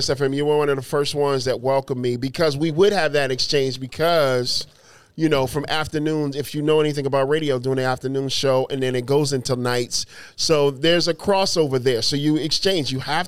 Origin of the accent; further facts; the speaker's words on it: Phoenix, Arizona, United States; when I came from Phoenix, not knowing this city, not knowing who I, you know, what I was going to do or what was going to happen.